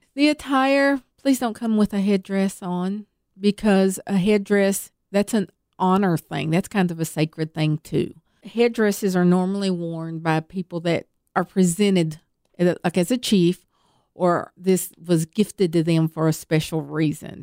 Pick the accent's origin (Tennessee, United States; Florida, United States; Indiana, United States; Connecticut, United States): Tennessee, United States; accent: Southern; I was born and raised right here in Tennessee